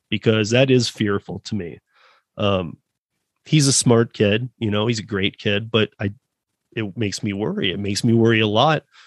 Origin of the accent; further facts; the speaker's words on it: Michigan, United States; now in Denver, United States; I'm from Michigan, born and raised, and you know, spent a lot of time in Detroit